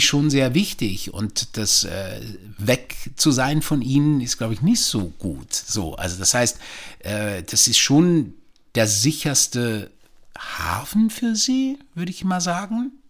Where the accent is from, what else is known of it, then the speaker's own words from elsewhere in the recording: Switzerland; now in Germany; ich bin ja in der Schweiz aufgewachsen